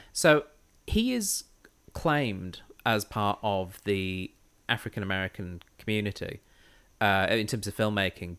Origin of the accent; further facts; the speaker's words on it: United Kingdom; I'm British white